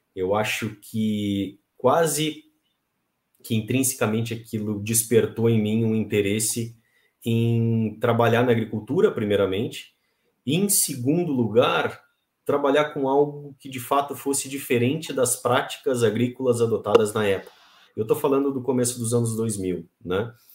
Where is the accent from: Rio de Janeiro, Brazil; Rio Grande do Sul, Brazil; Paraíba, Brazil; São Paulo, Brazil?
Rio Grande do Sul, Brazil; Pelotas; Eu sou ah, nascido e criado no Rio Grande do Sul, lá em Pelotas